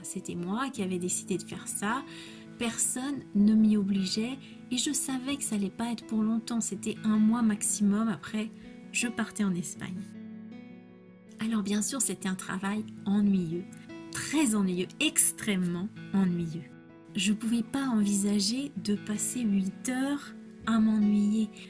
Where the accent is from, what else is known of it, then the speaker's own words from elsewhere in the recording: France; je suis française